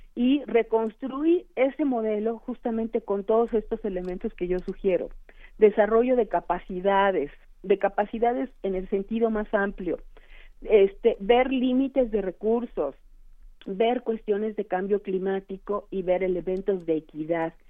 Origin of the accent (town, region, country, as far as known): Mexico